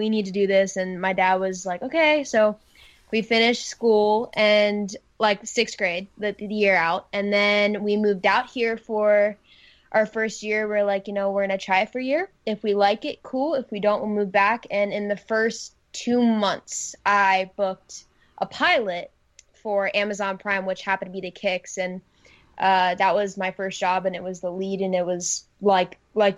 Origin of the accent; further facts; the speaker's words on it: Maryland, United States; moved away; I grew up in Maryland